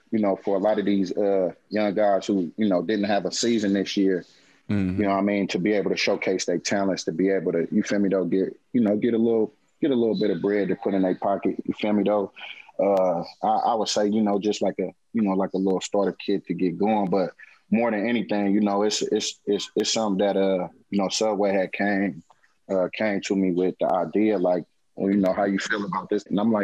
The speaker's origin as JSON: {"language": "English", "town": "Oakland", "region": "California", "country": "United States", "said": "I said, hey, but I'm from Oakland."}